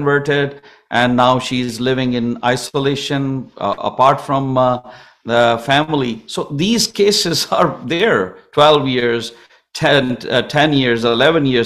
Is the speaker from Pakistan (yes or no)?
yes; Pakistan; now in Canada